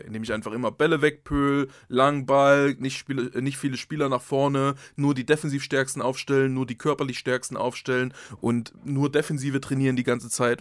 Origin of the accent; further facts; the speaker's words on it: Saxony, Germany; ich bin Sachse